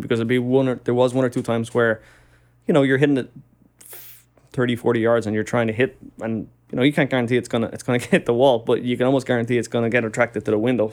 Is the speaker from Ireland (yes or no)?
yes; Dublin, Leinster, Ireland; moved away as an adult; now in New York, United States; I'm from Dublin in Ireland. And, uh, I was very lucky just growing up. It's a, it's a good city to grow up